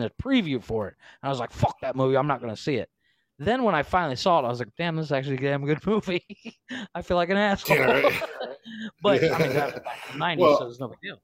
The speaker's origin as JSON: {"language": "English", "region": "Ohio", "country": "United States", "moved": "yes", "said": "I was from Ohio"}